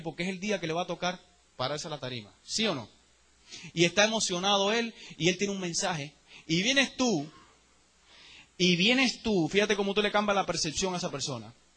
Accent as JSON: {"language": "Spanish", "country": "Cuba", "moved": "yes", "lives_now": "United States", "said": "Yo soy el mismo cubano de Cuba"}